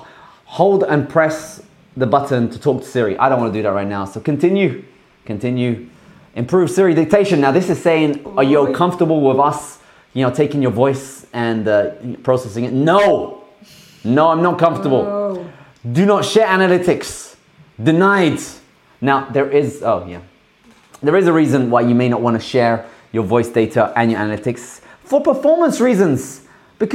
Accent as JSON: {"language": "English", "country": "Australia", "said": "We're Australian"}